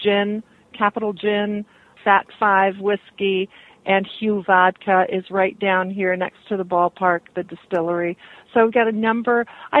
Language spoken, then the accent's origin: English; Canada; moved away as an adult; now in Michigan, United States; I was born and raised in Canada and kind of made my way around here. And it's been 20 years now that I've made Michigan my home